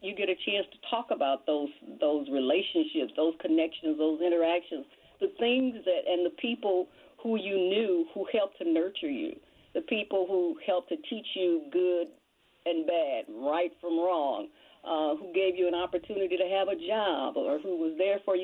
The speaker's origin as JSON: {"language": "English", "country": "United States", "tie": "born or raised there", "said": "I was born and raised in Mill Creek, and my family lived in Mill Creek until I was 17."}